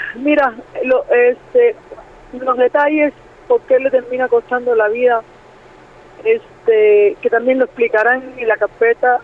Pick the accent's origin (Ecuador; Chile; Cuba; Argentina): Cuba; moved away as an adult; now in Mexico; me crié en Cuba